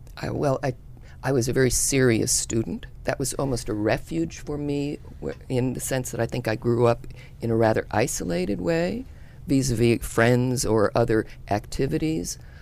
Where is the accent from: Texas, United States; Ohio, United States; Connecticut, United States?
Connecticut, United States; Yalesville; Yalesville, Connecticut, very rural part of Connecticut